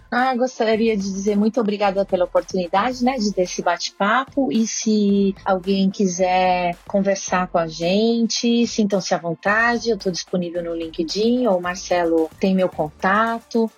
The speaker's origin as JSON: {"language": "Portuguese", "country": "Brazil", "also_born_or_lived": "Switzerland", "moved": "yes", "said": "eu vivi 27 anos na Suíça, eu sou duplo nacional, eu sou suíça, sou brasileira"}